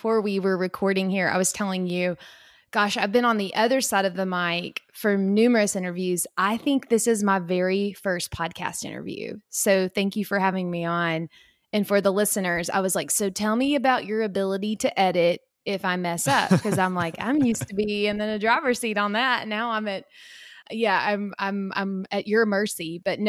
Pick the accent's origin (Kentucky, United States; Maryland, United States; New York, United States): Kentucky, United States; also born or lived in Indiana; I grew up in Kentucky. If you can't hear it in my voice, then I'll tell you. I grew up in a very, very small town in Kentucky.